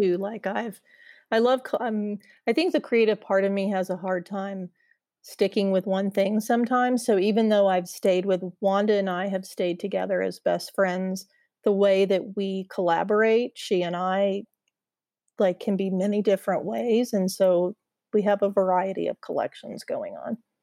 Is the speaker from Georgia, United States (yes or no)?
no; Indiana, United States; moved away as an adult; now in Charlotte, United States; So, I'm a Midwestern girl. I grew up in Indiana, and I have lived a lotta places in my adult life, but I moved here a couple years ago